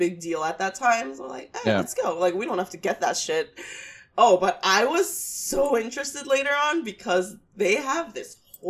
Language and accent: English; New York City, New York, United States